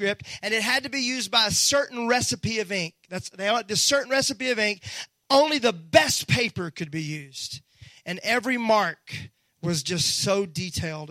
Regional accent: Mississippi, United States; moved away; when I was raised in Mississippi

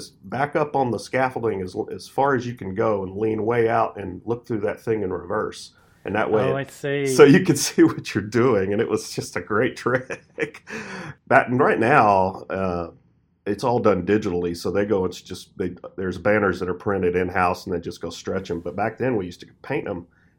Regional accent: Texas, United States; I'm from Texas. She's from Arkansas.

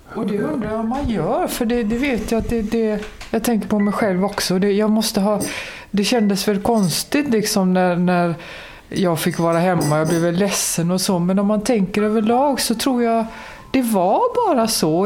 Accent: Gothenburg, Västra Götaland, Sweden; Jag växte upp i Kortedala i Göteborg

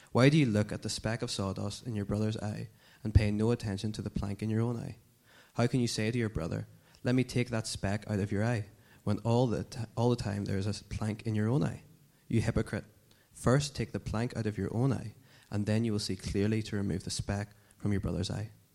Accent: Dungannon, Northern Ireland, United Kingdom; moved away as an adult; now in Belfast, United Kingdom; I'm from Dungannon

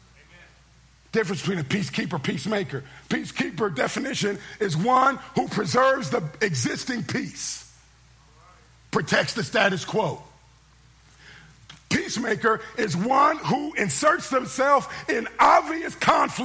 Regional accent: Oakland, California, United States; I'm from Oakland

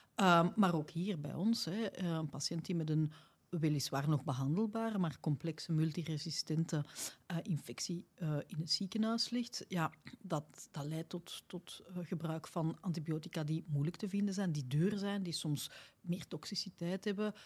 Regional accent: Belgium; bij ons in West-Europa, of laat ons zeggen tenminste, naar in België

